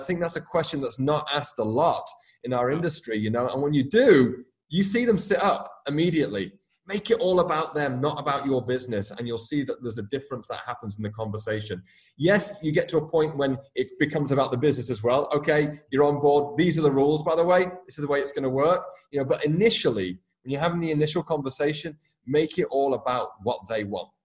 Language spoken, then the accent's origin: English; United Kingdom; moved away; also born or lived in Dublin, Ireland / west coast of Ireland / New York City / Northern California; I'm obviously from the UK originally.